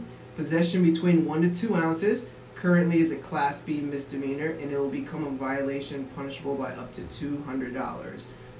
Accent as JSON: {"language": "English", "region": "Florida", "country": "United States", "said": "I came here from Florida, from in the South, man, like you don't want to do anything that's gonna put you on the radar."}